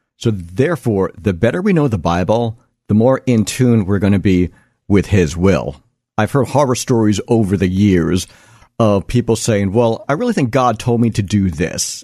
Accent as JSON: {"language": "English", "area": "Long Island", "region": "New York", "country": "United States", "tie": "born or raised there", "said": "growing up in the Wanda Years type suburbs of Long Island"}